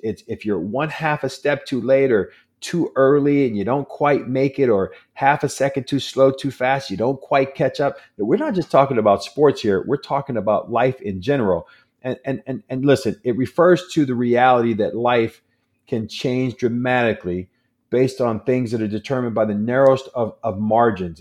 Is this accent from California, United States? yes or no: yes; San Diego, California, United States; I'm born and raised in San Diego.